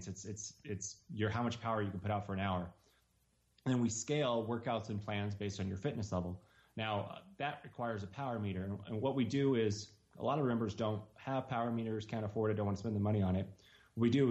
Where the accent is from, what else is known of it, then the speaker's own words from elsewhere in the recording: Reno, Nevada, United States; We're from Reno, Nevada.